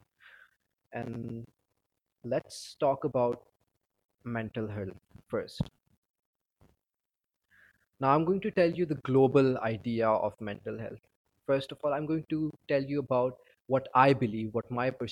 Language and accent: English; Pakistan; I'm from Pakistan